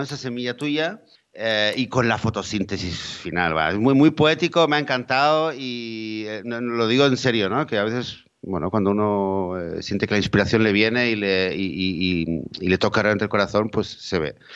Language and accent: Spanish; Spain; yo en mi país, eh, eh, en España